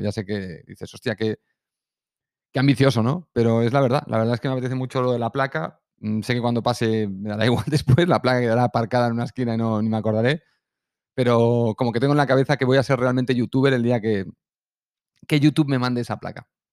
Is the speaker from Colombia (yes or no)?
yes; Colombia; accent: Colombian; Soy colombiano